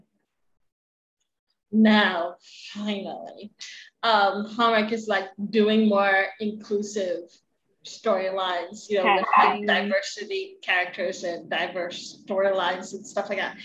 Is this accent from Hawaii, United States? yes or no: yes; Hawaii, United States; we're from Hawaii